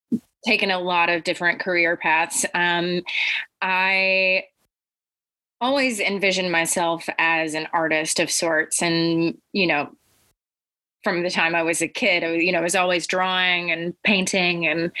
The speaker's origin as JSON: {"language": "English", "region": "Arkansas", "country": "United States", "tie": "born or raised there", "also_born_or_lived": "Egypt / Vermont", "said": "So I grew up in Arkansas, Egypt, and Vermont. I still have family in all of those homes."}